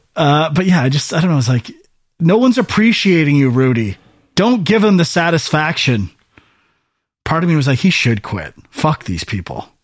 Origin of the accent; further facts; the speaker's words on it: Welland, Ontario, Canada; I'm from Welland